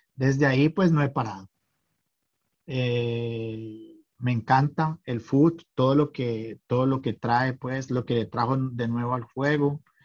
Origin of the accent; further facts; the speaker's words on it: Cali, Valle del Cauca, Colombia; moved away as an adult; now in Tromsø, Norway; yo soy nacido en Cali, Colombia. hace más de 20 años soy hijo adoptivo de Noruega. hoy vivo en Trumso